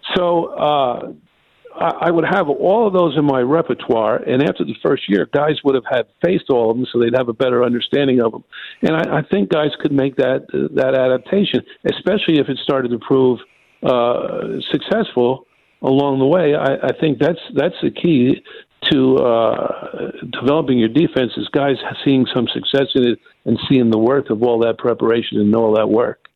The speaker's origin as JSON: {"language": "English", "area": "Rockland County", "region": "New York", "country": "United States", "tie": "born or raised there", "said": "I grew up in Rockland County, New York, which is one county up from New York City"}